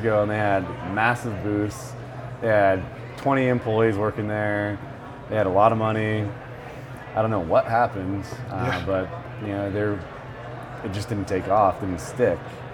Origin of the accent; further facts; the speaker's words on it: Bay Area, California, United States; I'm Mexican-American, but I grew up in the Bay Area.